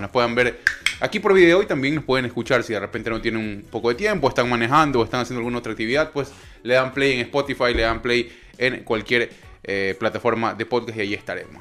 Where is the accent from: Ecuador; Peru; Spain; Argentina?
Ecuador; moved away